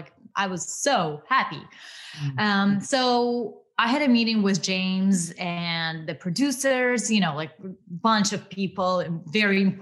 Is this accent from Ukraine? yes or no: yes; Ukraine; born or raised there; accent: Russian; English is a second language; moved away as an adult; now in United States